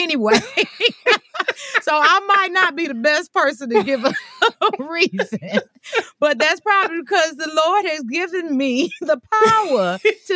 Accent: Detroit, Michigan, United States; I'm from Detroit

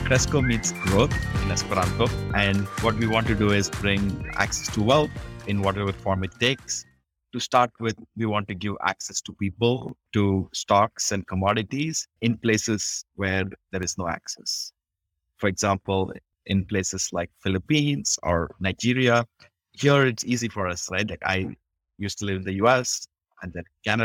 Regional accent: India; I grew up in India

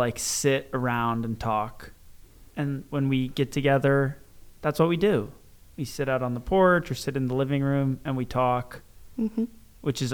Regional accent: Waterford, United States; I grew up here in Waterford

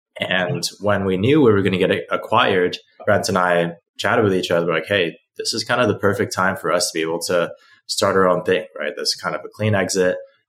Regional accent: Beijing, China; also born or lived in Hong Kong; now in United States; I didn't grow up in the United States, I grew up in Beijing and Hong Kong, right?

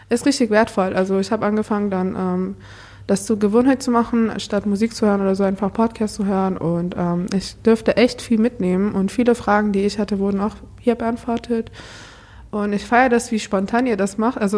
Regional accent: Iran; now in Germany; Genau, ich komme eigentlich auch aus dem Iran. Ich bin erst seit zehn Jahren in Deutschland.

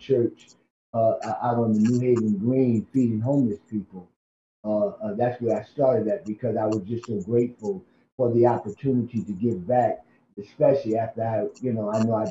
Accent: New Haven, Connecticut, United States; born and raised in New Haven

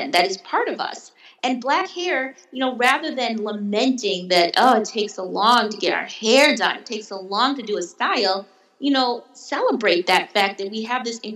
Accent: Wisconsin, United States; moved away; I grew up in Wisconsin, surrounded by whiteness in all aspects of the word, including snow

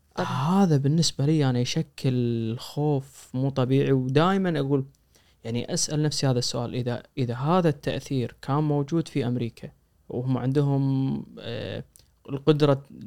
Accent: Kuwait; احنا من الكويت

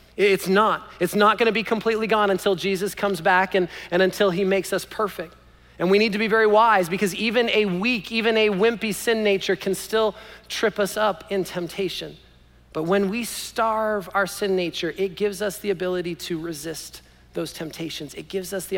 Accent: Canada; I was born in Canada

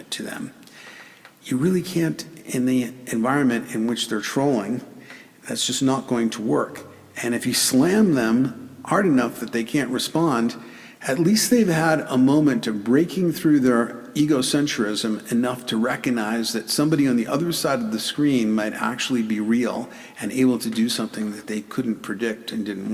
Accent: New York City, New York, United States; I grew up in the Bronx and taught for years in the South Bronx

